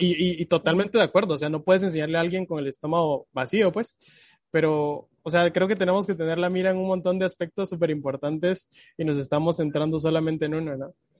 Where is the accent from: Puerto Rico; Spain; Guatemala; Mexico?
Guatemala